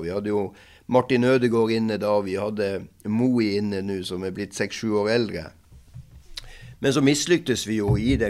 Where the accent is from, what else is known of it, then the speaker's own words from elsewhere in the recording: Norway; Swedish is a second language; also born or lived in Moss, Norway; Som norsk tränare